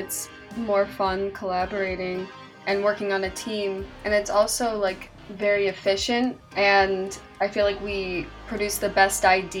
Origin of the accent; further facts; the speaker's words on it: Buffalo, New York, United States; moved away as an adult; now in Berea, United States; I'm from Buffalo, New York, and right now I'm in Berea, Ohio, because I go to school here.